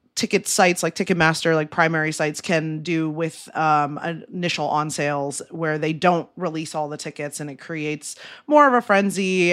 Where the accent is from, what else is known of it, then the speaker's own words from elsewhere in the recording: Ohio, United States; moved away; I'm from Ohio